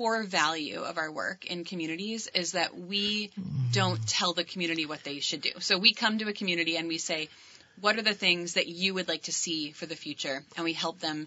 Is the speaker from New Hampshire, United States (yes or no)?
yes; New Hampshire, United States; now in Huntington, United States; I live in Huntington, and I grew up in a small town in New Hampshire